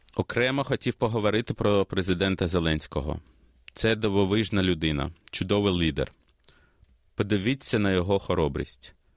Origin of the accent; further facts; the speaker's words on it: Kyiv, Ukraine; also born or lived in Australia; now in Melbourne, Australia; Я народився в Києві і переїхав до Австралії в 94-му році з молодшою сестрою та батьками.